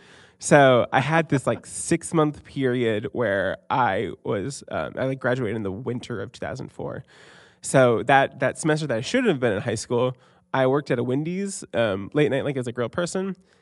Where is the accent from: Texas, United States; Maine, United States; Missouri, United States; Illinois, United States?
Maine, United States; Fairfield; also born or lived in Columbus, Ohio; Yeah, so I was born in Columbus, Ohio, and at age two, I moved to this little town called Fairfield, Maine.